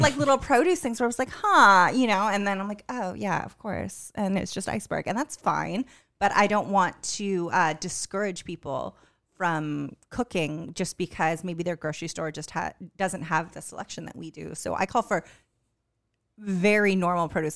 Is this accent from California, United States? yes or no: yes; California, United States; moved away; also born or lived in Newport News, Virginia; growing up in California